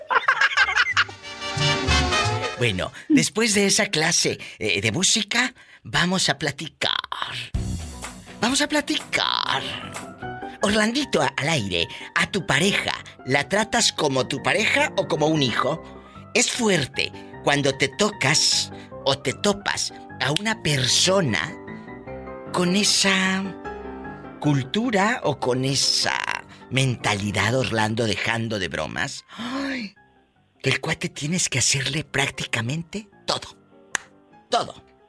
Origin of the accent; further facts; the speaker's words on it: Tamaulipas, Mexico; Mi paisano de Tamaulipas